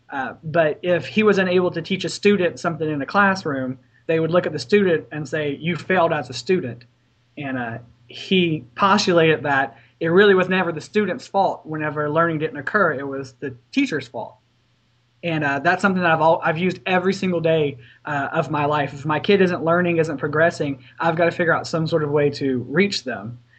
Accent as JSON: {"language": "English", "region": "Louisiana", "country": "United States", "tie": "born or raised there", "said": "I was born and raised here in Louisiana and decided to stay local for my education."}